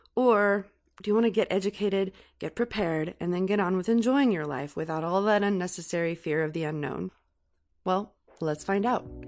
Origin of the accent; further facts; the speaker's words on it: California, United States; growing up in California and being educated about earthquakes my entire life